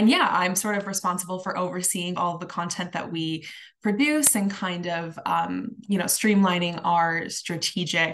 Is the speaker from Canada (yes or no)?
yes; Toronto, Ontario, Canada; moved away as an adult; now in Adelaide, Australia; I am originally from Canada, from Toronto specifically